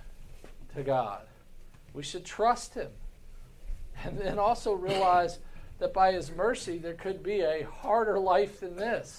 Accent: United States; as American Christians

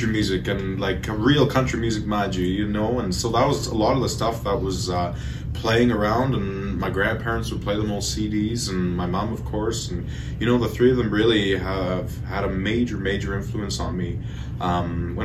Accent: Edmonton, Alberta, Canada; also born or lived in Sucker Creek First Nation; I grew up here in Edmonton, you know, I've lived most of my life here, but, you know, I'm originally from Sucker Creek First Nation

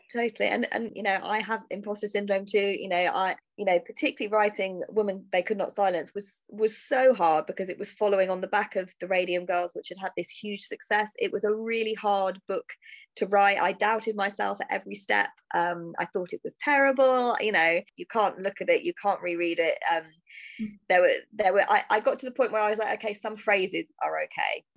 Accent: United Kingdom; I'm a British writer writing American history

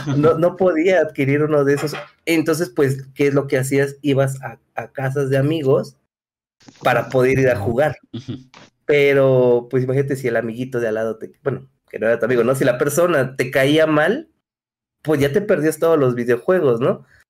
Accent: Mexico City, Mexico; soy de la Ciudad de México, de México

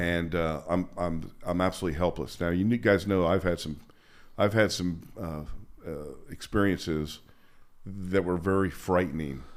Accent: Princeton, New Jersey, United States; moved away as an adult; also born or lived in Las Vegas, Nevada; Princeton was a nice town. It was my hometown

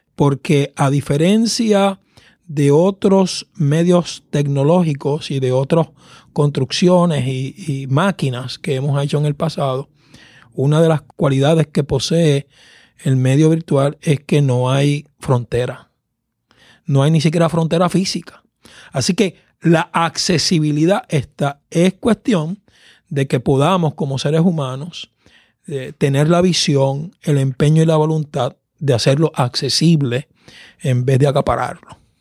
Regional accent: Caguas, Puerto Rico; yo soy del país de Caguas, un valle al centro de la isla, eh, donde me crié y conocí el Evangelio

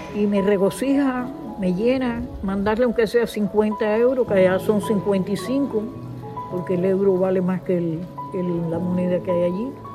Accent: Cuba; moved away as an adult; now in Spain; salí de Cuba por el comunismo asqueroso que tenemos allá hace 60 años

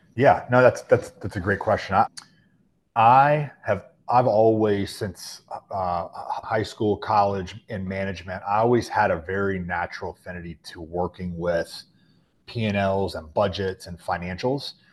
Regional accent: Charlotte, North Carolina, United States; born and raised in the Charlotte, the greater Charlotte area

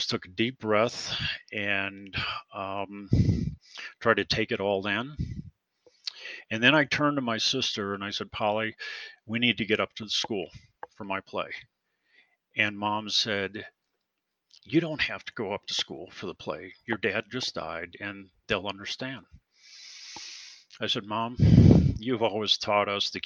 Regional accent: Lorain, Ohio, United States; I grew up with a family of five kids in Lorain, Ohio, just outside of Cleveland

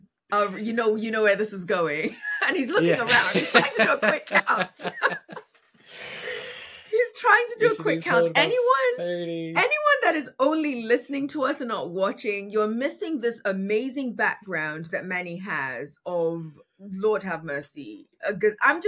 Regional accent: Nigeria; I am Nigerian. My culture is Yoruba

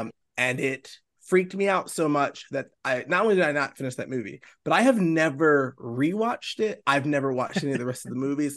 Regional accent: Baltimore, Maryland, United States; also born or lived in South Carolina; now in Charleston, United States; I'm from Baltimore, Maryland. Uh, yeah, I live, I, you know, I, I, the first, I guess first third now of my life was spent there.

